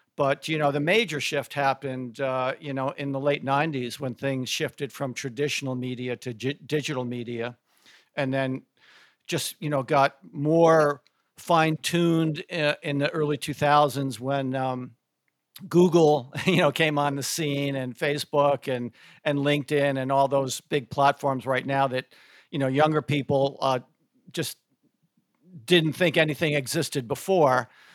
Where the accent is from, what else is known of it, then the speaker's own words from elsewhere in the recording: Connecticut, United States; moved away as an adult; also born or lived in Syracuse, New York / Atlanta, Georgia; I grew up in Connecticut, went to school at Syracuse, upstate New York